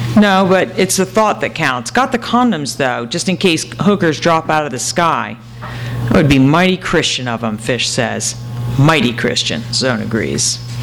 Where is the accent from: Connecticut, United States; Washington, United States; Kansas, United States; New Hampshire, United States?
New Hampshire, United States; moved away as an adult; now in California, United States; I grew up in New Hampshire, and um, as soon as I was 18, I got out, and then I gradually came to California